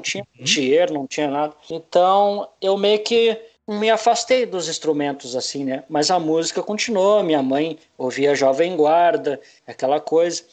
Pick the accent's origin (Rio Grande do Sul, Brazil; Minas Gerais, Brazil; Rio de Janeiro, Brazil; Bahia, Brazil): Rio Grande do Sul, Brazil; Campo Bom; also born or lived in Novo Hamburgo / Butiá / Porto Alegre; mas eu nunca morei em Novo Hamburgo, morei em Campo Bom várias vezes, é a cidade que eu mais morei, então uhum. eu me considero campo bonense